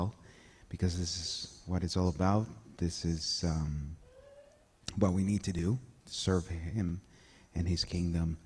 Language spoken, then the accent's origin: English; El Salvador; now in Halifax; I'm originally from El Salvador, Central America